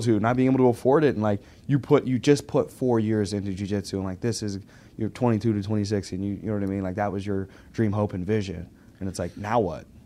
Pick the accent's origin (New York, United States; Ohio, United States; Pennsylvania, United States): Pennsylvania, United States; Pittsburgh; also born or lived in Arkansas; I was in Arkansas mm-hmm. till I was ten, and then I was in uh, Pittsburgh